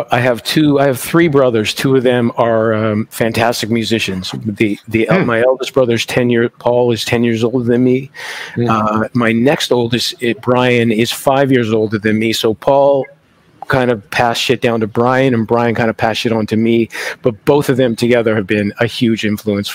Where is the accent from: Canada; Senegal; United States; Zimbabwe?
Canada; also born or lived in Toronto; now in Montreal, Canada; I am a Canadian, so, it made sense to come here.